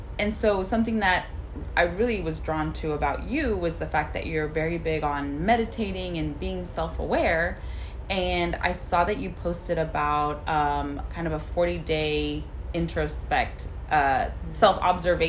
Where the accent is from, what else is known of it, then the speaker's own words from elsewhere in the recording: Houston, Texas, United States; I grew up in Northside and I was raised there, grew up there